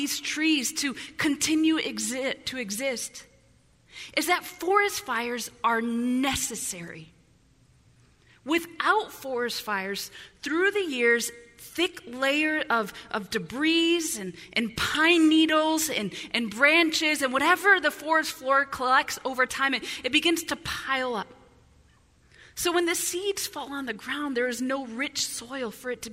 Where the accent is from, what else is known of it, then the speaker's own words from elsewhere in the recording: Illinois, United States; now in Southern California, United States; growing up in Illinois